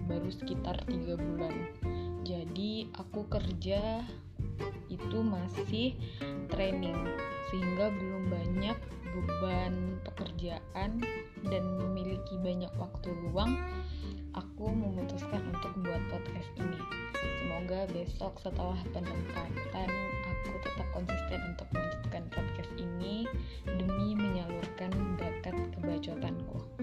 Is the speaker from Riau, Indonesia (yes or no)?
yes; Pekanbaru, Riau, Indonesia; moved away as an adult; now in Tangerang, Indonesia; Aku asalnya dari Pekanbaru, jadi aku merantau ke Tangerang